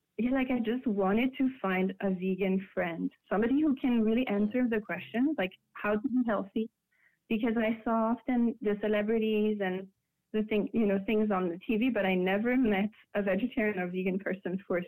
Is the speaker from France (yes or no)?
yes; France; moved away as an adult; now in United States; it was really scary in France when I said I was gonna be vegetarian